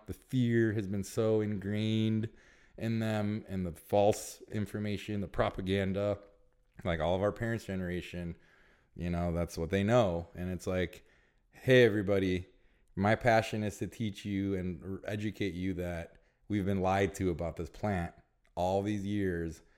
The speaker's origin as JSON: {"language": "English", "region": "Illinois", "country": "United States", "moved": "yes", "lives_now": "California, United States", "said": "we're both from Illinois"}